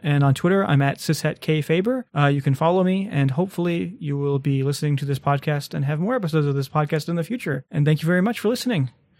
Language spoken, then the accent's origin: English; Midwest, United States; Yeah, I mean, I come from the Midwest. You have deer run through your backyard all the time.